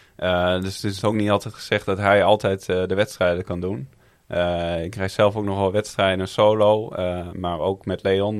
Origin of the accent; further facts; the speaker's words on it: Groningen, Netherlands; Ik ben zelf een Groninger